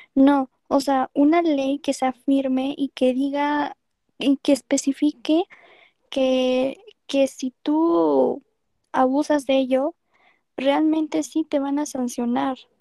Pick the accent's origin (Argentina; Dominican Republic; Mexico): Mexico; como mexicanos